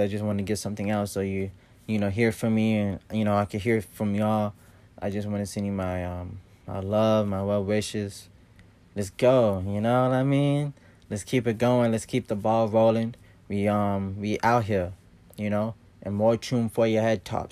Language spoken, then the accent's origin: English; Columbus, Ohio, United States; I'm from Columbus, Ohio.